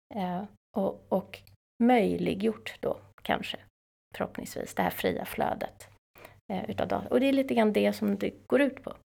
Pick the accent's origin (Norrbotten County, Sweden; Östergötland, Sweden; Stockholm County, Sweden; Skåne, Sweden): Stockholm County, Sweden; Täby; Jag är från Täby. Stockholmare.